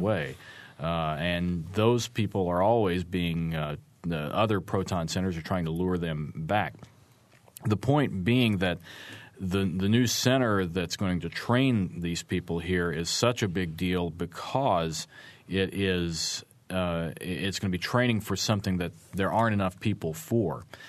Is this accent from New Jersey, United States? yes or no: no; Arkansas, United States; moved away as an adult; also born or lived in Fayetteville, Arkansas; now in Bloomington, United States; my home state of Arkansas